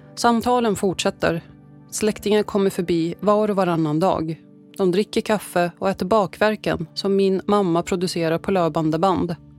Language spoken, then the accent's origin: Swedish; Sweden; Jag är svensk men jag är även syrian.